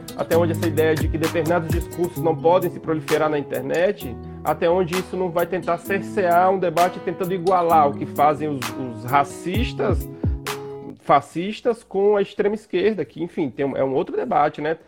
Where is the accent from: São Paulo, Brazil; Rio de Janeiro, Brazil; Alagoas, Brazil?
Alagoas, Brazil; interior of; sou de uma cidade do interior de Alagoas